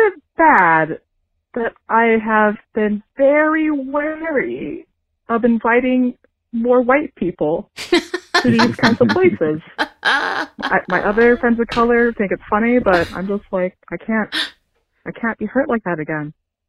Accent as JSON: {"language": "English", "country": "United States", "said": "Okay, so I'm Chinese American"}